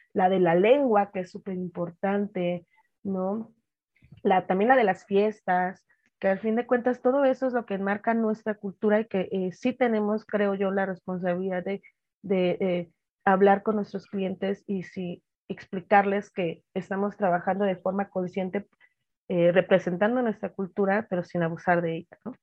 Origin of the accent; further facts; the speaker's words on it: Oaxaca, Mexico; now in Mexico City, Mexico; redes de paisanos, gente de la costa